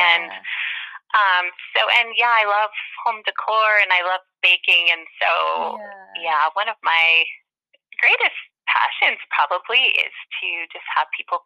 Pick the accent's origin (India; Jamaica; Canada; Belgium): Canada; Manitoba; now in Saskatchewan, Canada; I grew up in Manitoba